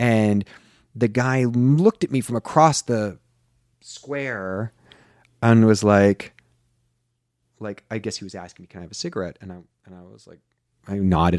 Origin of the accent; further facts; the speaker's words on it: Kansas City, United States; the Kansas City Royals, which were my hometown team